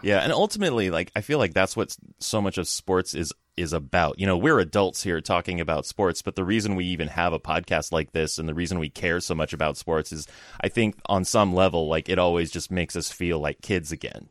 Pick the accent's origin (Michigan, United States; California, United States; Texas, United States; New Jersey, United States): California, United States; Los Angeles; moved away; also born or lived in San Francisco; I lived in San Francisco for, like, ten years, but I grew up in Southern California, kinda in the L A area.